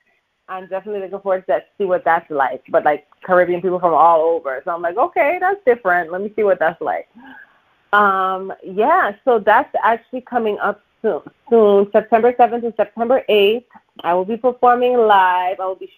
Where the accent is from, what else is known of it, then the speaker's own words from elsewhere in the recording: Canada; now in Toronto, Canada; I'm working with a Canadian producer, Derek Brin from my hometown.